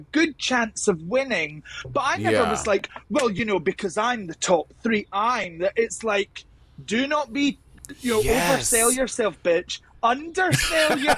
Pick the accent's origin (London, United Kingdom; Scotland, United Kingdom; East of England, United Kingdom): Scotland, United Kingdom; accent: Scottish; my accent is strong as a Scottish person